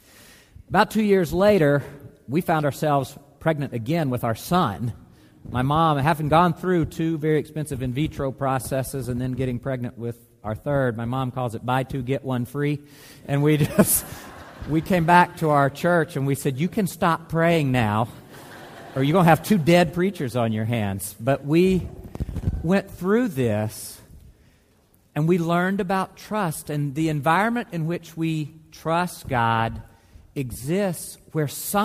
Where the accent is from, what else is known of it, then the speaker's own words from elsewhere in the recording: Mississippi, United States; moved away; my home state of Mississippi